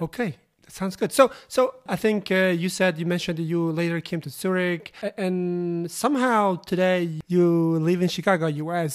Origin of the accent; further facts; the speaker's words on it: Uzbekistan; I am originally Uzbekistan